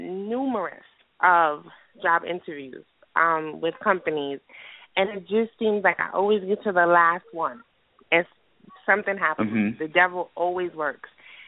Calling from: New York City, New York, United States; calling from the Bronx.

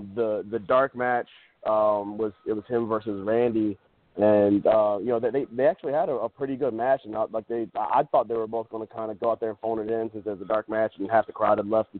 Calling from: Toledo, Ohio, United States; Hey, what's up, guys? … from Toledo.

